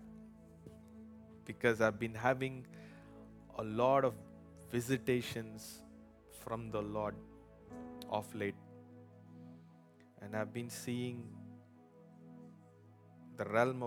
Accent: India; now in United States; I was born premature in India, not in America

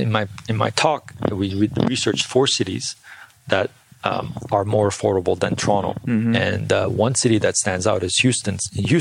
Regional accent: South Korea; also born or lived in India / Bangladesh / United States; I originally born and raised in South Korea. I grew up in India, South India and Bangladesh, and, you know, and I went to school in the US for a little bit.

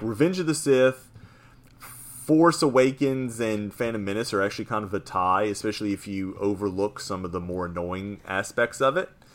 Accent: New Orleans, Louisiana, United States; play for the Pelicans, play for my hometown team

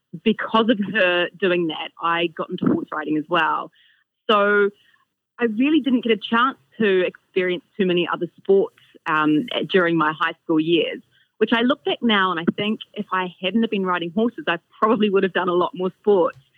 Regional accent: Oamaru, Otago, New Zealand; also born or lived in Cromwell / Wanaka; I spent a couple of years in Wanaka before Mum and Dad moved over to Oamaru. So naturally I followed and then went to school, primary school at Oamaua

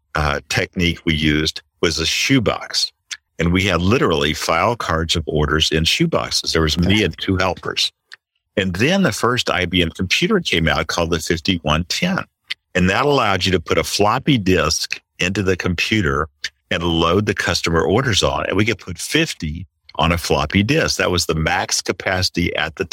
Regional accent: Little Rock, Arkansas, United States; moved away as an adult; also born or lived in San Francisco; I grew up in Little Rock, Arkansas

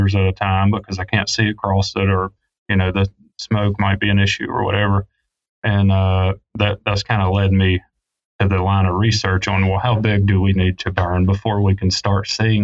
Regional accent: the South, United States; I grew up in the South, grew up hunting and fishing

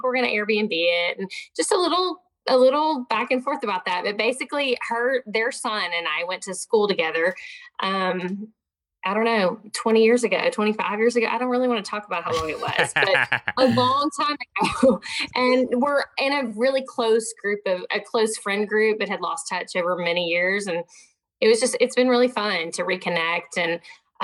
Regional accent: Southwest Arkansas, United States; moved away; I grew up in Southwest Arkansas where you don't say no when somebody invites you over

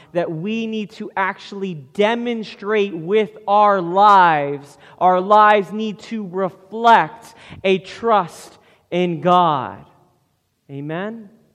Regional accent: United States; Western American people

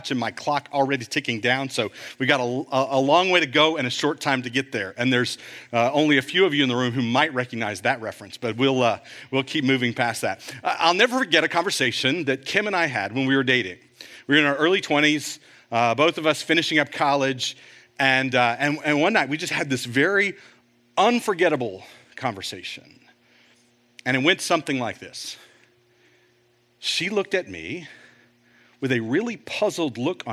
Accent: Fort Worth, Texas, United States; Fort Worth Museum of Science and History. And when I was a kid, my mom worked there in the history department

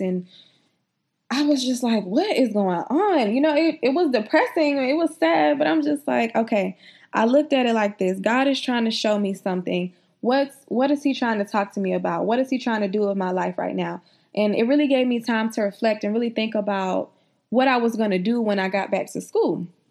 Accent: South Carolina, United States; I'm from South Carolina

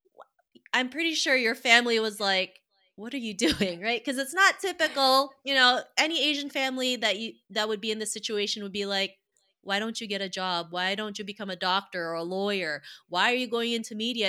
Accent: Toronto, Ontario, Canada; I grew up in Toronto, Canada

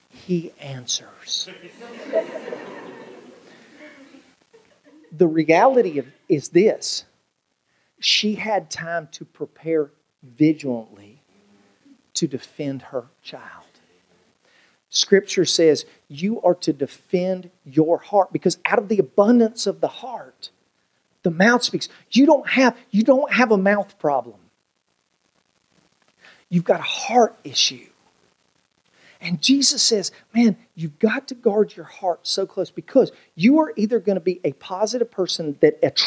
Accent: United States; my family, we grew up in on the Virginia-Tennessee line

